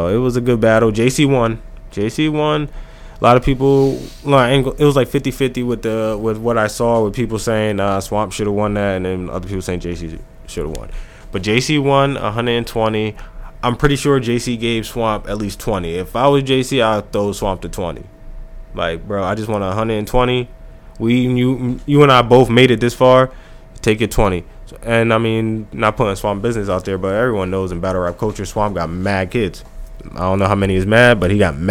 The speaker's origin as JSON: {"language": "English", "region": "New Jersey", "country": "United States", "said": "It's Jersey. I'm from Jersey"}